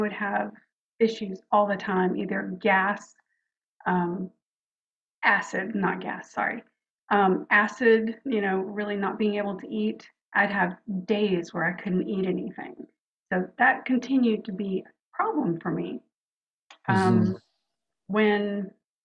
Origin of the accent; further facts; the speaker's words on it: New Orleans, Louisiana, United States; moved away; also born or lived in Houston; I was born in New Orleans and youngest of four girls